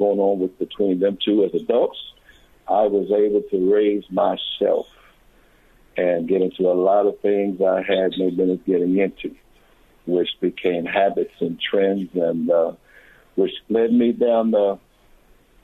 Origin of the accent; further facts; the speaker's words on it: Washington, District of Columbia, United States; I was born and raised in Washington, D.C., Northwest Washington, attended the D.C. public school system